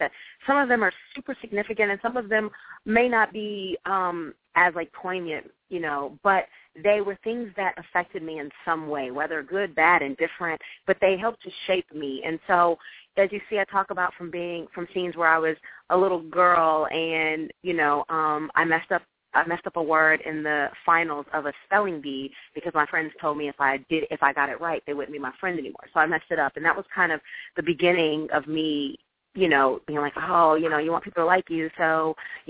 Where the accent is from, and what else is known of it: Jefferson City, Missouri, United States; moved away as an adult; also born or lived in Ohio; now in Los Angeles, United States